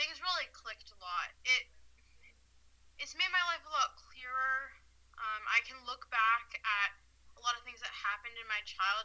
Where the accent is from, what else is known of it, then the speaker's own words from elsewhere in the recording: Seattle, Washington, United States; now in Utah, United States; I am originally from Seattle